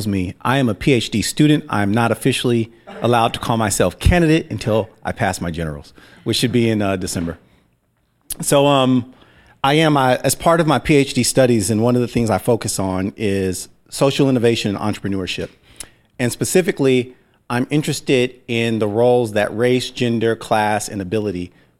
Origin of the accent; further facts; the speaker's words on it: Seattle, Washington, United States; I grew up in North Beacon Hill